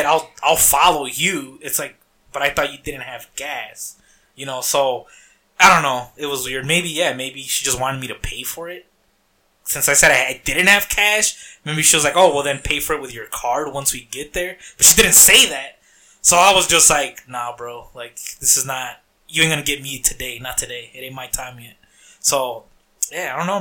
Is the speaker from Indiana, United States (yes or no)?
no; Harvey, Illinois, United States; I grew up in Harvey.